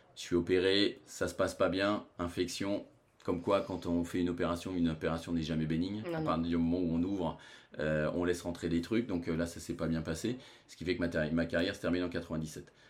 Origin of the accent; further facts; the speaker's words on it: France; chez nous en France